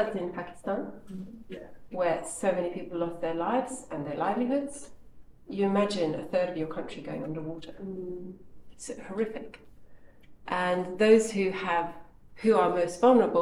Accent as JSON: {"language": "English", "country": "Kenya", "tie": "born or raised there", "moved": "yes", "lives_now": "United Kingdom", "said": "I grew up in Kenya"}